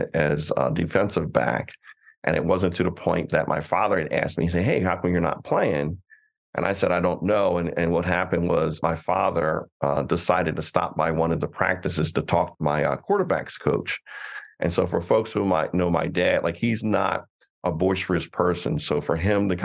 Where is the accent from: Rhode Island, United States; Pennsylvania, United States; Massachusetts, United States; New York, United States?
Pennsylvania, United States; Coatesville; I grew up in Coatesville, PA, which is outside of Philadelphia suburbs